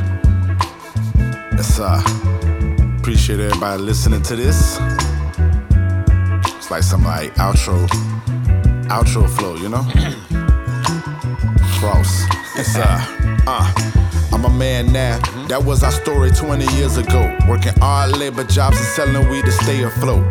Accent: Jacksonville, Florida, United States; my hometown, Duval County, Jacksonville, Florida

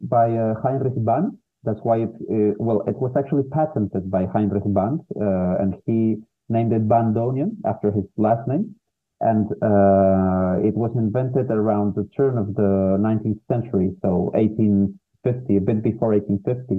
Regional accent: Peru; moved away; I was living in my home country, Peru. I'm from Peru

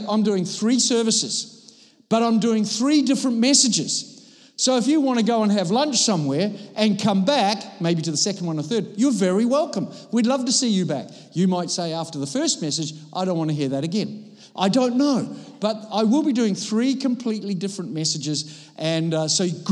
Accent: Copenhagen, Capital Region of Denmark, Denmark; I come from Copenhagen

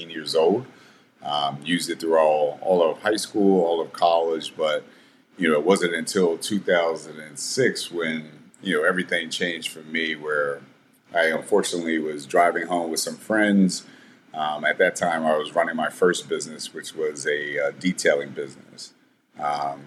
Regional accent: Southern Anne Arundel County, Maryland, United States; I grew up in Southern Anne Arundel County, which is a very rural area of Maryland, about 40 minutes south of Washington, D.C.

